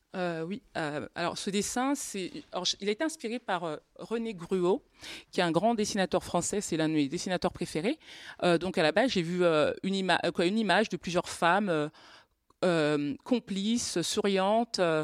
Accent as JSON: {"language": "French", "region": "Normandy", "country": "France", "said": "je viens de Normandie"}